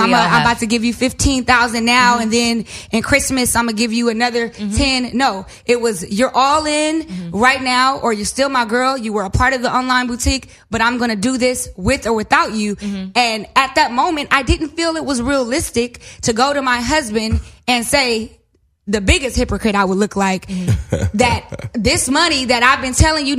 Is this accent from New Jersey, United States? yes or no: no; Inglewood, California, United States; I am from Inglewood.